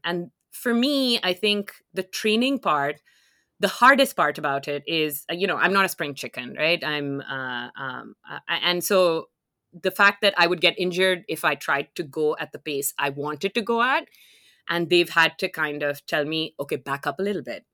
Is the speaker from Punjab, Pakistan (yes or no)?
yes; Lahore, Punjab, Pakistan; moved away as an adult; now in Canada; I'm originally from Lahore, which is a city in Pakistan